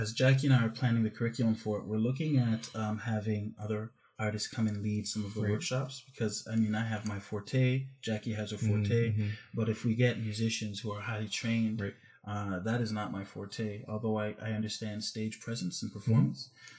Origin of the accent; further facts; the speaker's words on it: Canada; I'm a Canadian, North American artist coming to India to, you know.